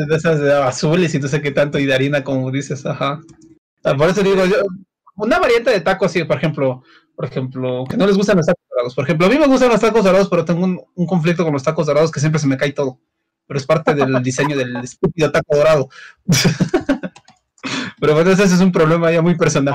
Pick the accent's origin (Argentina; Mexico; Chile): Mexico; como buen mexicano que soy